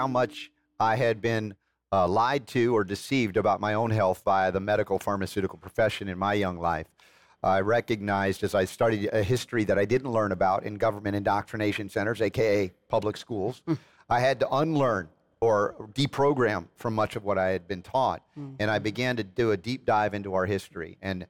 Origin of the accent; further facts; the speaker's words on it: United States; as an American growing up